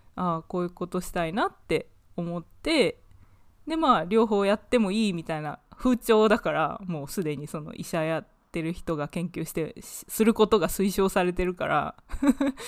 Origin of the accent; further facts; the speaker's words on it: Japan; now in United Kingdom; 日本生まれ、イギリスの大学で勉強している